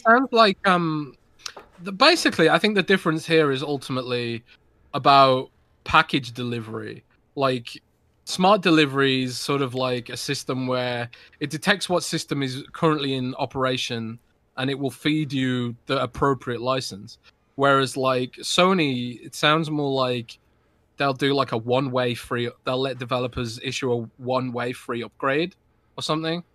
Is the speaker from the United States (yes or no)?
no; United Kingdom; I'm British